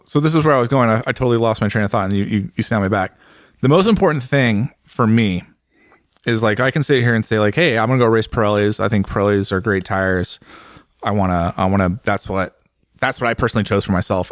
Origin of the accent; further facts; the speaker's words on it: United States; I'm an American